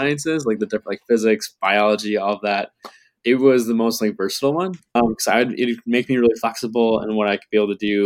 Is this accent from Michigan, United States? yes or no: yes; Macomb, Michigan, United States; also born or lived in Holland, Michigan; now in Grand Rapids, United States; I am originally from Macomb, Michigan on the east side of the state